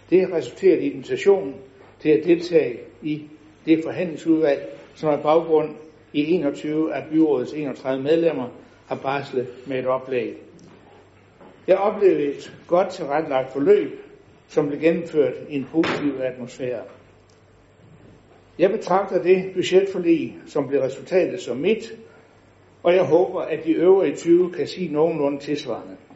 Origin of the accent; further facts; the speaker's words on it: West Jutland, Southern Denmark, Denmark; Som indfødt vestjyde er man nærmest født med en DNA, der forbyder uddeling af alt for mange roser.